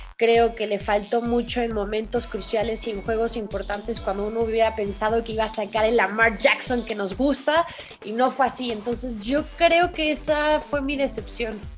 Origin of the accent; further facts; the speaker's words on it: Mexico; en nuestro país, en México